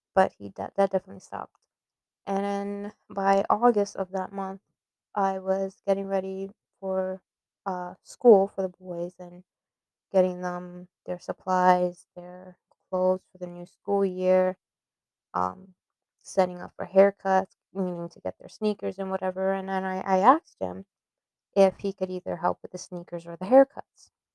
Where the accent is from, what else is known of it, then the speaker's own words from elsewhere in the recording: New York City, New York, United States; moved away as an adult; also born or lived in Florida; I was born and raised in the Bronx, New York